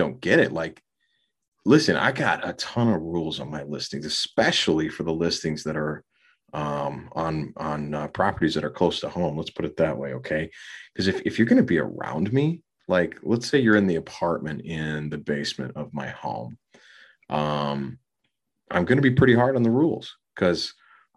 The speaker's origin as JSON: {"language": "English", "town": "Minneapolis", "region": "Minnesota", "country": "United States", "tie": "born or raised there", "said": "my hometown"}